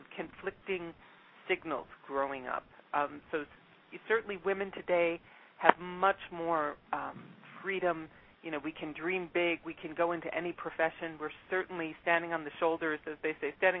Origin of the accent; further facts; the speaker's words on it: Midwest, United States; moved away; also born or lived in Mexico / Brazil; I'm originally from the Midwest